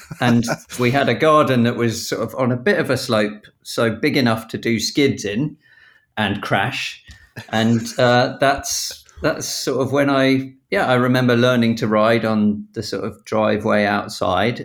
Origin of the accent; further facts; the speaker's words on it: Battle, South East England, United Kingdom; I grew up in Battle down in East Sussex